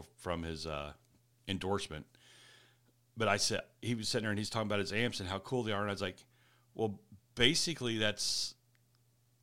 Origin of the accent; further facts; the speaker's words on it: Kansas City, United States; I'm actually from Kansas City